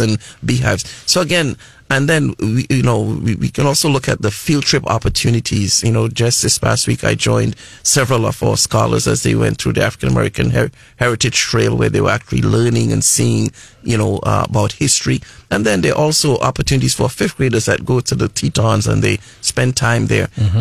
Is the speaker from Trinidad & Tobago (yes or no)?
yes; Trinidad & Tobago; moved away as an adult; also born or lived in New Mexico / Lubbock, Texas; now in United States; I'm originally from the Caribbean islands of Trinidad and Tobago